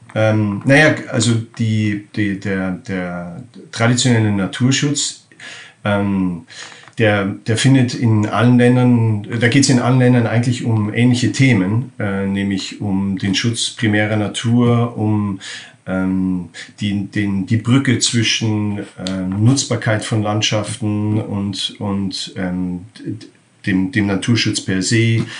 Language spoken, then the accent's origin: German; Germany; now in Netherlands; ich bin in Deutschland aufgewachsen